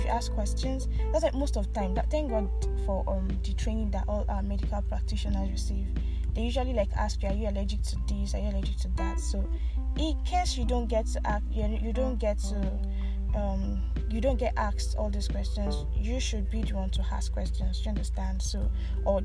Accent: Nigeria; also born or lived in Abuja; all of us Nigerians

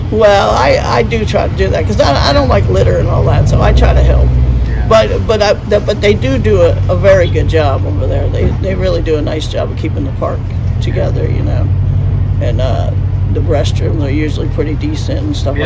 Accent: Cornwall, New York, United States; now in Atlanta, United States; there's a little town right near that's that's called Cornwall, and that's where I'm from

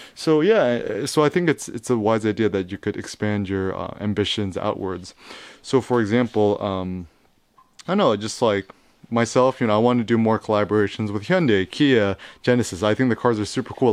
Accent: San Francisco, California, United States; I was born in San Francisco, born and raised

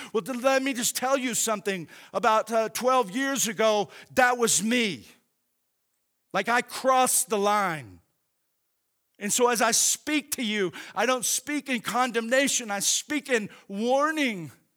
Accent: Oklahoma, United States; growing up in Oklahoma

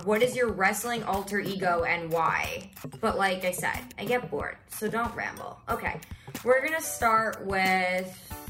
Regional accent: New York City, New York, United States; I am a rising senior at Syracuse University. I am from New York City.

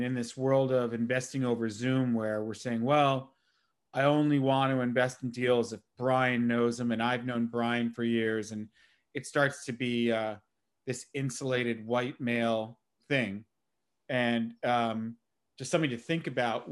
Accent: New York City, New York, United States; now in Los Angeles, United States; I'm from New York originally. I've been out in the Valley forever

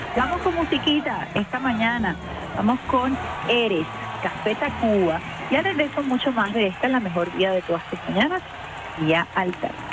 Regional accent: Venezuela; also born or lived in Caracas; como venezolanos y venezolanas

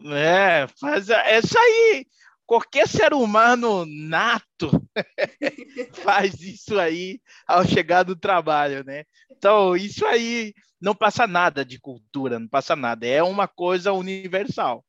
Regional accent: Haiti; eu sou haitiano

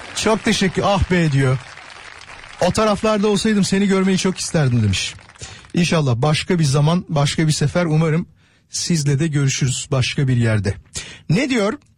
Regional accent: Kocaeli, Turkey; Kocaeli'de, benim memleketimde

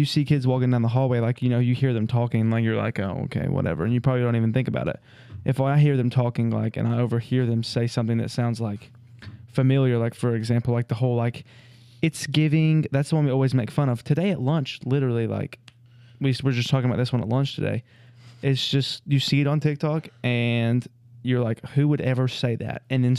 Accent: Saginaw, Michigan, United States; born there; I was born in Saginaw, Michigan.

